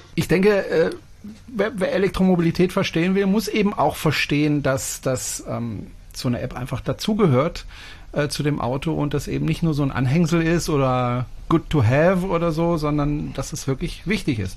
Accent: France; moved away; das ist ein französischer Name und ich bin Franzose

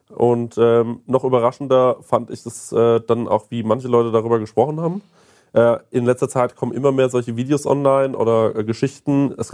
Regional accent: Aschaffenburg, Bavaria, Germany; Und äh, wir kommen aus Aschaffenburg

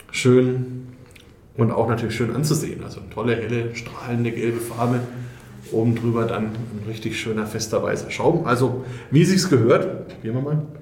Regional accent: Bavaria, Germany; da bin ich als Franke wieder voll dabei.

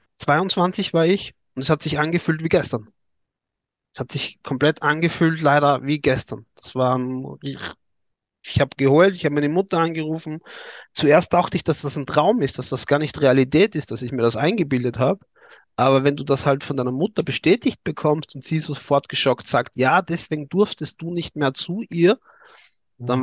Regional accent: Styria, Austria; accent: Austrian; ich komme aus Österreich, aus der Steiermark, aus der Grünen

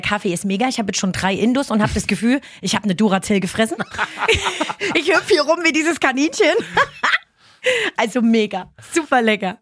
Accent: Ilmenau, Thuringia, Germany; also born or lived in Reuendorf, Upper Franconia; now in Upper Franconia, Germany; Ich komme eigentlich ursprünglich aus Thüringen, aus Ilmenau

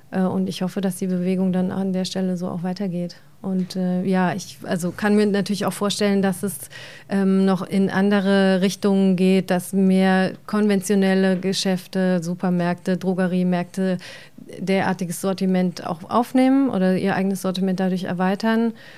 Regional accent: Germany; bei uns in Deutschland oder in der Region

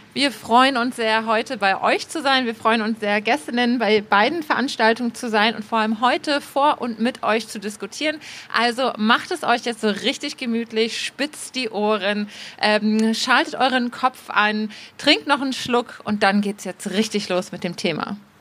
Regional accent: Bremen, Germany; now in Berlin, Germany; in dem Ort, in dem ich aufgewachsen bin. Da habe ich weniger Heimatgefühle, sondern ich wollte ehrlich gesagt ganz schnell diesen Ort verlassen. Das ist so ein kleiner Vorort in Bremen, Fegesack

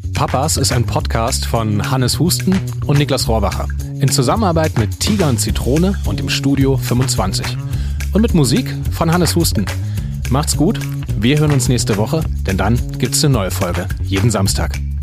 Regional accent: Leipzig, Saxony, Germany; wie ich aufgewachsen bin in Leipzig

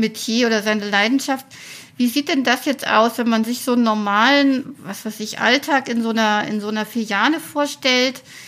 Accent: Weimar, Thuringia, Germany; in meiner Heimat Thüringen

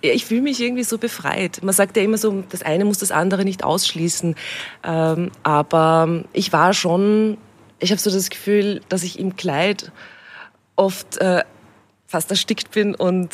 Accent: Austria; eigentlich habe ich mich in Österreich immer daheim gefühlt

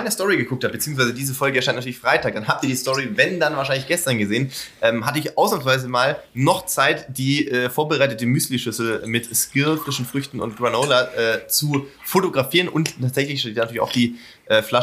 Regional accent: near Pforzheim, Baden-Württemberg, Germany

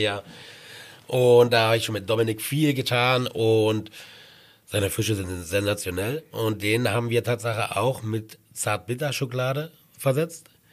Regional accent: eastern Germany, Germany; moved away as an adult; also born or lived in Dresden / Kitzbühel / Sylt; now in Garmisch-Partenkirchen, Germany; Also ich komme jetzt aus dem Osten

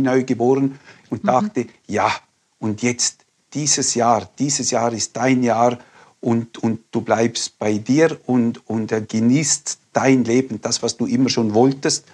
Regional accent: Liechtenstein; now in Graubünden, Switzerland; Ich bin in Liechtenstein aufgewachsen

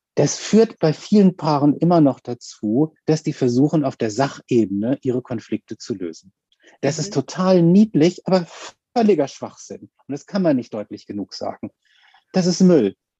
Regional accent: Hamburg, Germany; ich komme aus Hamburg

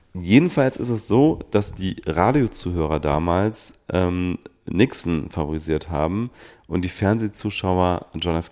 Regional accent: Rhineland, Germany; ich bin Rheinländer

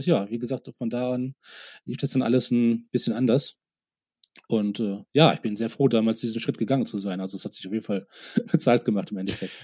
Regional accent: Oberhausen, North Rhine-Westphalia, Germany; also born or lived in United States; now in Munich, Germany; in Oberhausen, in meiner Heimatstadt

